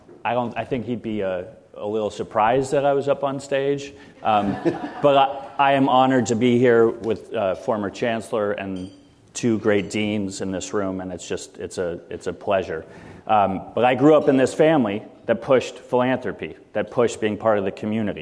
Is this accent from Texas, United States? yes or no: no; San Francisco, California, United States; I was born and raised in San Francisco.